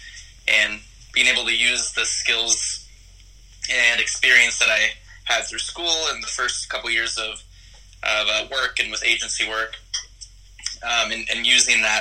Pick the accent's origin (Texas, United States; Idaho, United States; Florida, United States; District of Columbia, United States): Texas, United States; also born or lived in Hollywood, California; now in Los Angeles, United States; I live in Hollywood, California right now. I grew up in Texas